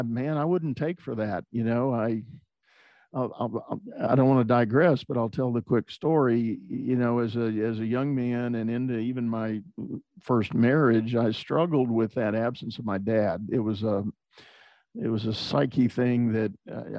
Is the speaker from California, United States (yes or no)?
no; San Antonio, Texas, United States; also born or lived in Houston, Texas; I grew up in San Antonio, Texas, and spent all my school years there